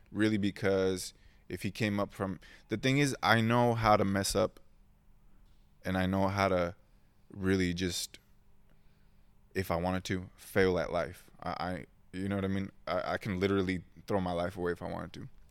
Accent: Oceanside, California, United States; English is a second language; also born or lived in Mexico; I was born in San Diego, well, not San Diego quite, Oceanside

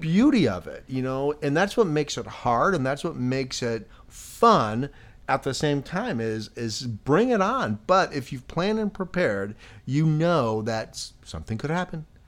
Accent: Chicago, Illinois, United States; moved away; I grew up in Chicago

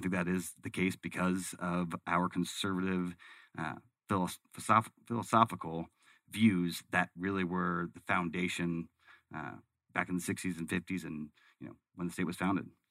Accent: Arizona, United States; growing up in Arizona

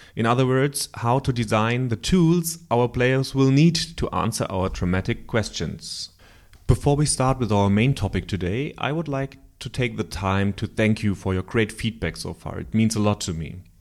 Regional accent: Germany; accent: German; English is a second language; my bloody German accent

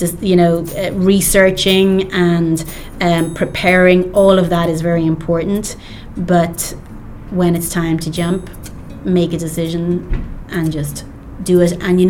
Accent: Cork, Munster, Ireland; moved away as an adult; also born or lived in New York, United States; now in Dublin, Ireland; I was born in Cork

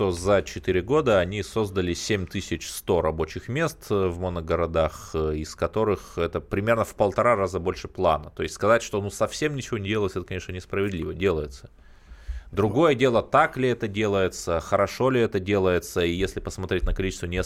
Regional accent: Cherepovets, Vologda Oblast, Russia; я сам родом из Череповца, это моногород, я помню, как э, трамвай, дребезжащее ведро с гвоздями

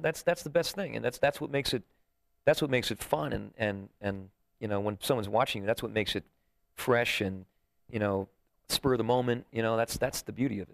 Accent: Sussex County, New Jersey, United States; moved away as an adult; also born or lived in New York; now in Las Vegas, United States; I was born in New York and I grew up in Jersey

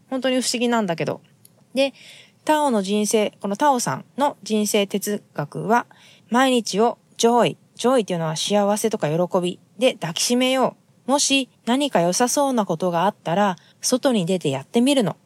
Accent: Japan; now in United States; 私たちが生まれ育った日本

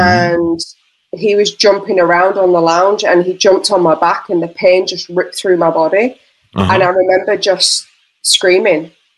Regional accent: Yorkshire and the Humber, United Kingdom; Yeah, I'm not Australian, obviously. I'm from the north of England, where Yorkshire puddings are made.

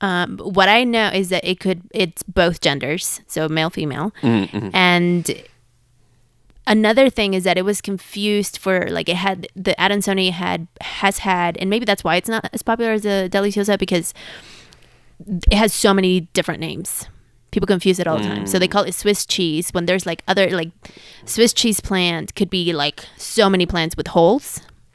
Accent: Mexico City, Mexico; Ooh, I'm from Mexico City.

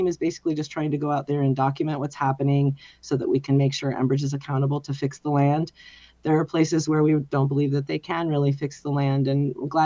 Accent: Midwest, United States; now in Clearwater County, Minnesota, United States; I come from the Midwest, and I live now in the middle of the forest near White Earth Reservation and Upper Rice Lake.

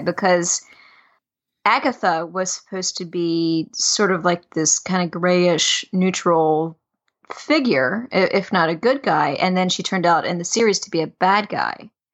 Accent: the South, United States; I grew up in the South

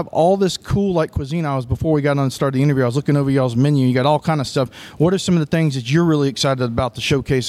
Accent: Mobile, Alabama, United States; in my hometown Mobile as well, Alabama.

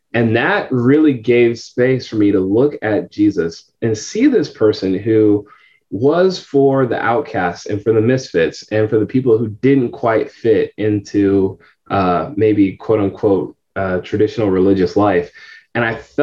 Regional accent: San Francisco Bay Area, California, United States; moved away as an adult; now in Tampa, United States; I'm originally from California, San Francisco Bay Area.

